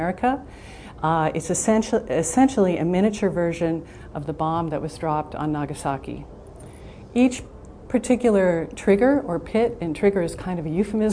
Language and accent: English; Arvada, Colorado, United States; also born or lived in Des Moines, Iowa; when I was 3 months old, we moved to Colorado. I was born in Des Moines, Iowa